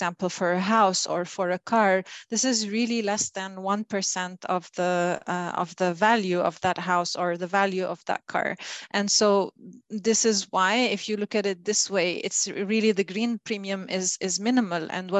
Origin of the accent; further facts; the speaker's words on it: Lebanon; I've been always environmentally conscious, you know, as a child growing up in Lebanon